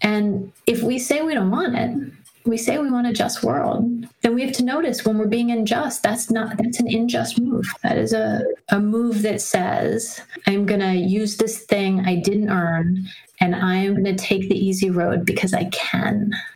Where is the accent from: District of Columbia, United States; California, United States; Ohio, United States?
District of Columbia, United States; Washington; I grew up in Washington, D.C.